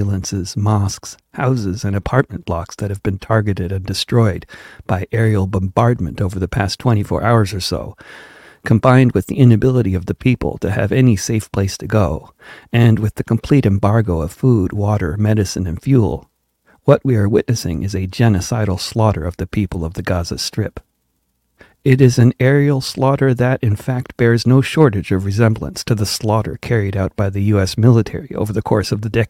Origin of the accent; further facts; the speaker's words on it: Wilton, Connecticut, United States; also born or lived in Manhattan, New York; In the town where I grew up, at the time I was growing up in Wilton